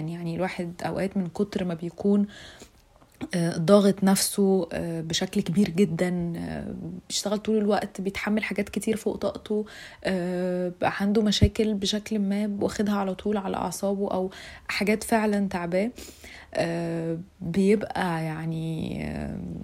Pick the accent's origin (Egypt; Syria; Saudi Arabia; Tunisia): Egypt; أنا فتاة مصرية في العشرينات